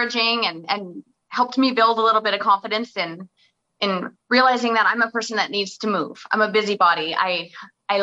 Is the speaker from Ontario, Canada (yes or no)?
no; Oliver, British Columbia, Canada; moved away; I loved growing up in Oliver and my family's all still down there